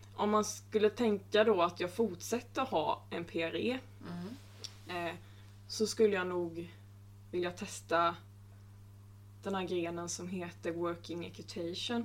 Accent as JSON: {"language": "Swedish", "region": "Småland", "country": "Sweden", "said": "jag är smålänning som ni hör"}